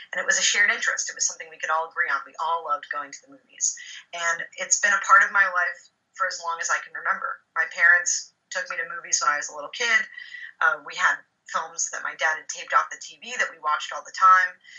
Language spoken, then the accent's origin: English; Los Angeles, California, United States; now in New York, United States; I grew up in Los Angeles